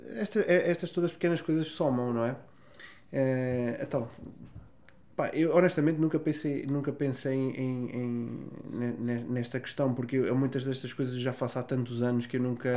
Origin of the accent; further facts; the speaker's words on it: Vila Real, Norte, Portugal; Da minha cidade, Vila Real, onde eu nasci.